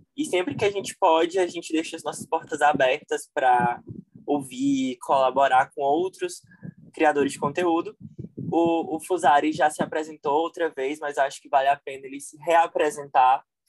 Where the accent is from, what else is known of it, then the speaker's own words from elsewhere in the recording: Fortaleza, Ceará, Brazil; Eu sou de Fortaleza, Ceará